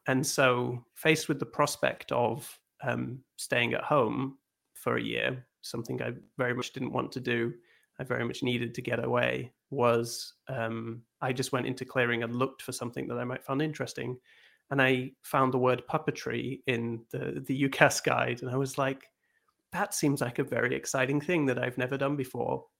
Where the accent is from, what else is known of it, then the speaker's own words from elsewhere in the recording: Scotland, United Kingdom; I grew up in Scotland